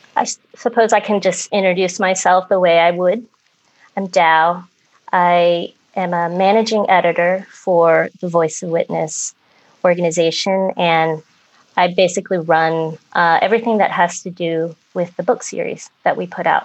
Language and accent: English; Philadelphia, Pennsylvania, United States; also born or lived in Vietnam; I grew up in Philadelphia